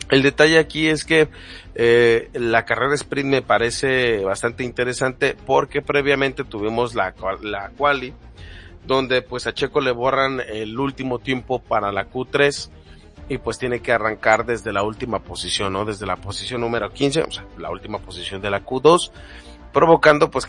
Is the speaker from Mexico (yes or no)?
yes; Mexico; lamentablemente como mexicanos muchas veces hemos dejado a la deriva a los comentarios de personas que dicen que son los mejores del mundo